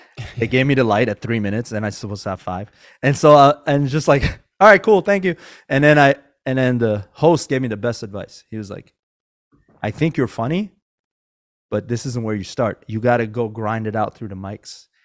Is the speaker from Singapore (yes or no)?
no; Iran; now in Northern California, United States; I wasn't born here. I was born in Iran